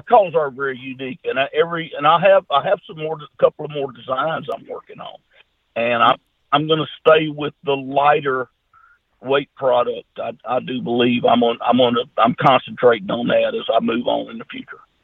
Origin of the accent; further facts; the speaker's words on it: Junction City, United States; I'm just a country boy. My hometown Junction City, Arkansas, Louisiana, we got about 14 or 1500 people here with one red light